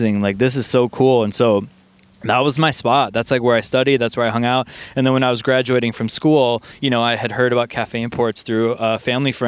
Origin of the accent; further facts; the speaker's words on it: Milwaukee, Wisconsin, United States; I'm originally from Milwaukee, grew up in Milwaukee, Wisconsin